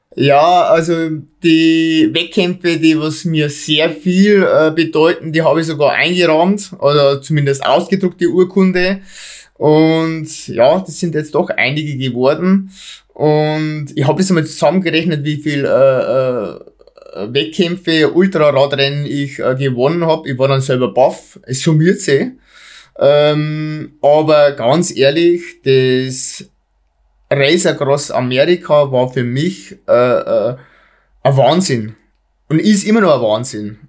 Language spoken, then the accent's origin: German; Bavaria, Germany; Bei uns in Bayern